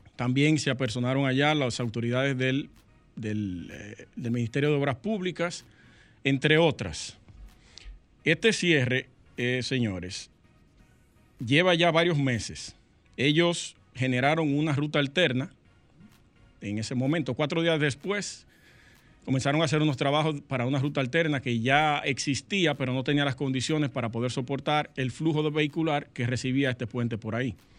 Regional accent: Sosúa, Puerto Plata, Dominican Republic; Yo soy de allá de Sosúa, Sosúa, Puerto Plata. Cangrejo está a un par de kilómetros de donde yo nací y me crié

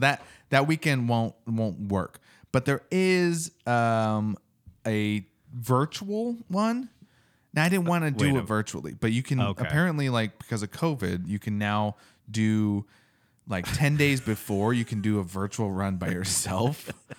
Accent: East Coast, United States; I don't know if it's the East Coaster in me or what

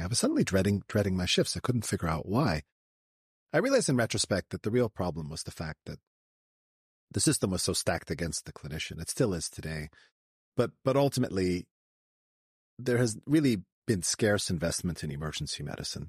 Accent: Canada; I grew up in uh, Canada. I was a Canadian kid

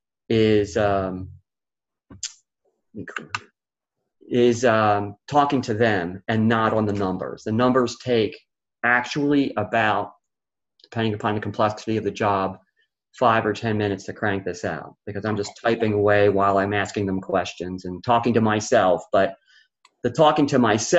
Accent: Philadelphia, Pennsylvania, United States; I was raised in Philly

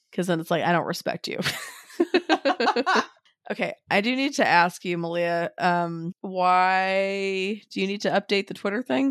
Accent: Kihei, Hawaii, United States; We grew up in Kihei

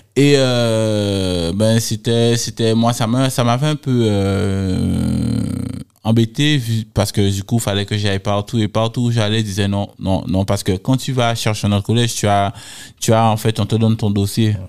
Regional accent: Les Abymes, Guadeloupe; je viens des Abîmes, euh, issu d'une famille modeste

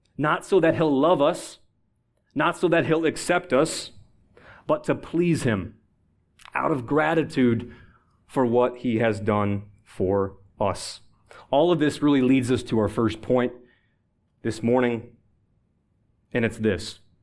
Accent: Buffalo, New York, United States; now in Washington, D.C., United States; I'm originally from Buffalo, New York.

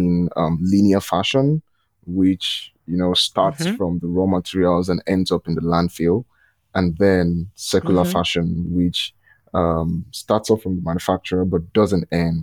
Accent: Lagos, Nigeria; I'm from Nigeria

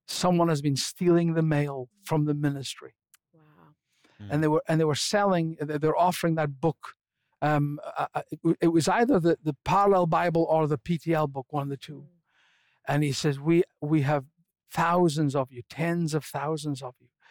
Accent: Scotland, United Kingdom; I'm a Scotsman

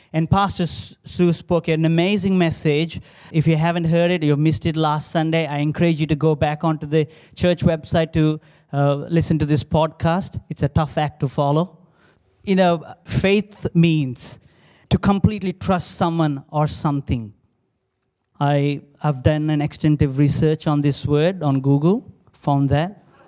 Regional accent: India; now in Australia; growing up in India

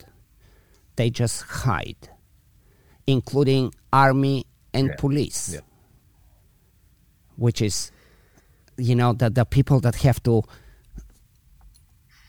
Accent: Bulgaria; also born or lived in Belgium; now in San Francisco, United States; I was in Bulgaria originally, then I moved to Belgium for a bunch of years, and eventually to San Francisco.

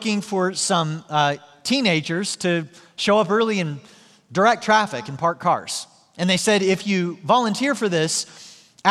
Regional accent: Joplin, Missouri, United States; my hometown in Joplin, Missouri

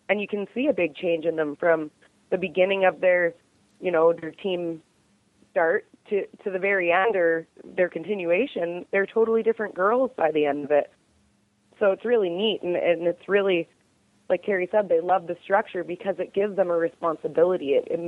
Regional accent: Canada; I'm a Canadian cowgirl

